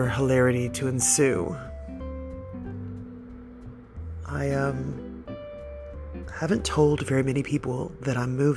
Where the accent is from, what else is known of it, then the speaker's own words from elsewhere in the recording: United States; moved away as an adult; now in Australia; I'm the girl from America who's been in Australia for a very long time